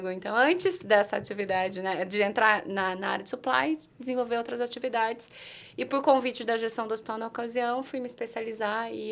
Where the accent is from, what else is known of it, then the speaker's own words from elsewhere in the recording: Limeira, São Paulo, Brazil; Eu sou natural de Limeira, do interior de São Paulo